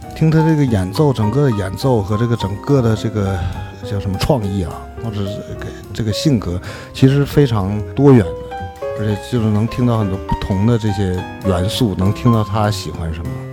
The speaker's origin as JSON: {"language": "Chinese", "country": "China", "said": "我是中国的爵士小号手"}